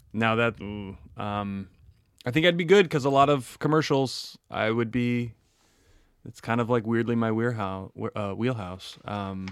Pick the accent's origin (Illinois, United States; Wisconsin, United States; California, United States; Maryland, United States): Wisconsin, United States; I'm from Wisconsin and we like dairy there